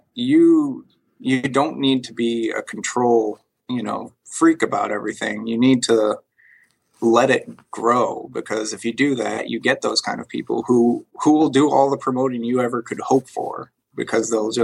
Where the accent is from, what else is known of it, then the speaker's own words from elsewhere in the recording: Northeast, United States; also born or lived in New York; now in Austin, United States; I grew up in the Northeast